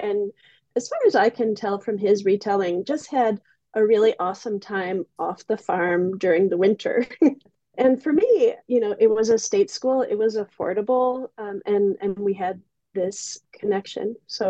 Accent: Eden, New York, United States; Well, I grew up on a dairy farm in Western New York in a town called Eden.

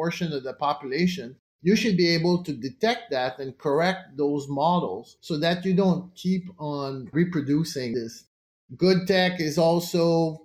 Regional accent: Canada; as a Canadian

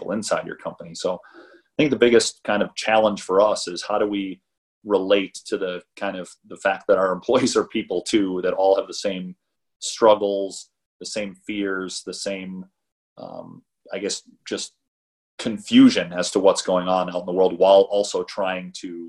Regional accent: Midwest, United States; moved away; I'm from the Midwest originally

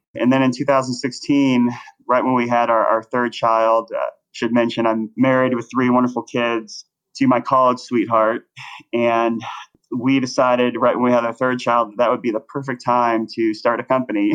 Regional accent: Plano, Texas, United States; moved away as an adult; also born or lived in Los Angeles, California; I grew up in Dallas, Texas, in a suburb called Plano.

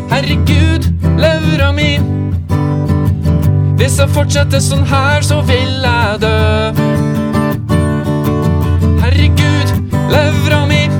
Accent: Stjørdal, Trøndelag, Norway; Det vet jeg, jeg er fra Stjørdal!

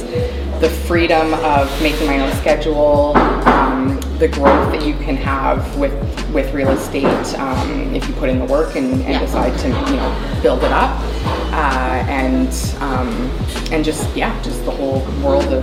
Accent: Victoria, British Columbia, Canada; Born and raised in Victoria and never really came from a lot.

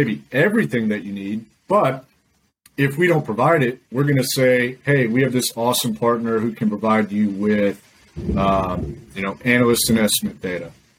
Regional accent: Decatur, Illinois, United States; now in Tampa, United States; I'm originally from Decatur, Illinois, which is right in the middle of the state.

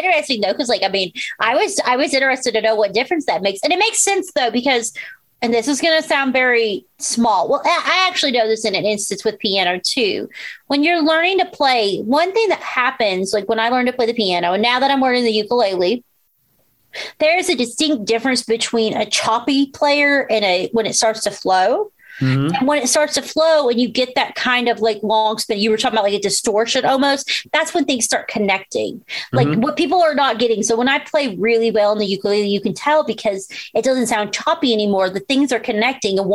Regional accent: United States; growing up in America

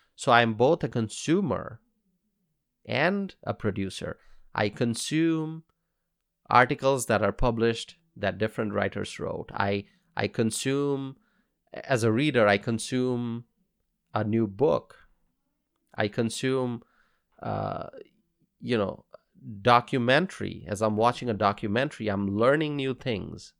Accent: United States; as an American

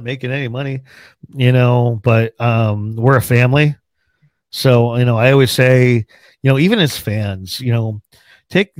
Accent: New Jersey, United States; also born or lived in Pennsylvania; now in Arizona, United States; I grew up on the Pennsylvania Jersey state line, born and raised. So I was born like raised in the country, but in New Jersey

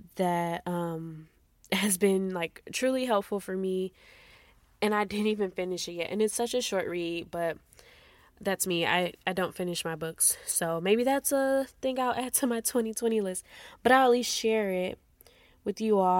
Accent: Midwest, United States; moved away as an adult; now in Texas, United States; I'm from the Midwest, and we actually moved out to Texas a month after our wedding.

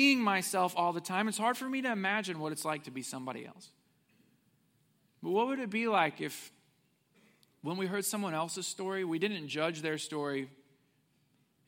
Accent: Willard, Missouri, United States; I grew up in Missouri, southwest Missouri. I went to elementary and middle and high school in a place called Willard, Missouri

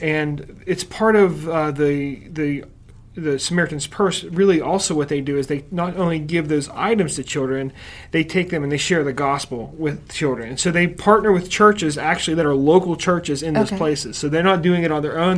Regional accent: Uniontown, Pennsylvania, United States; now in Butler, United States; not originally from Butler, but I'm from Uniontown, Pennsylvania originally

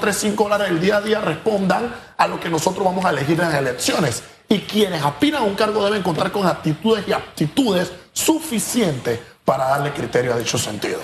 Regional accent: Panama; nosotros como panameños

